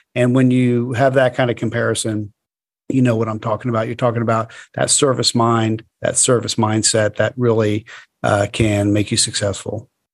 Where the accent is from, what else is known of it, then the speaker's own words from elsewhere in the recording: Florida, United States; I'm from Florida